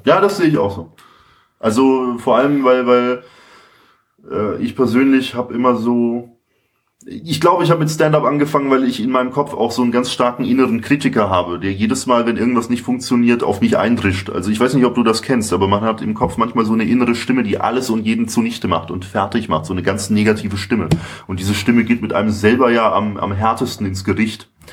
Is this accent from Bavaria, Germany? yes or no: yes; Nuremberg, Bavaria, Germany; also born or lived in Munich; Ich komme ursprünglich aus Nürnberg